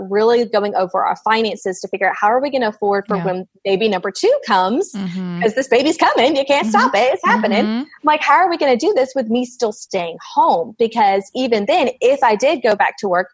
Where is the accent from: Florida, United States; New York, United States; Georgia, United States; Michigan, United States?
Georgia, United States; I am from Georgia.